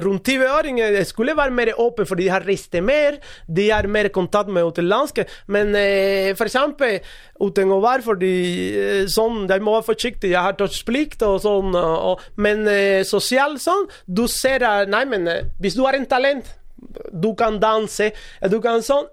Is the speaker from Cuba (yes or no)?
yes; Cuba; Norwegian is a second language; moved away as an adult; now in Norway; jeg kommer fra Cuba